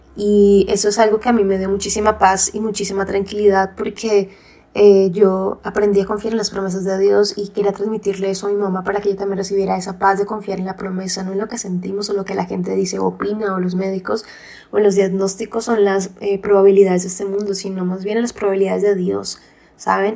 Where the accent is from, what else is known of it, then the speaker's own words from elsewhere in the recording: Colombia; nosotros somos eh, colombianas